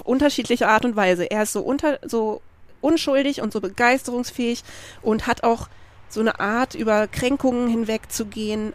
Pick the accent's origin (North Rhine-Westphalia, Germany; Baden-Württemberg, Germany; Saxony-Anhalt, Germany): Baden-Württemberg, Germany; Freiburg; also born or lived in Berlin; ich bin ja mit einer lesbischen Mutter aufgewachsen in Freiburg, was jetzt natürlich nicht Manhattan, Kansas war, aber wir kamen aus Berlin mhm. und wir mhm. sind da hingezogen, da war ich sechs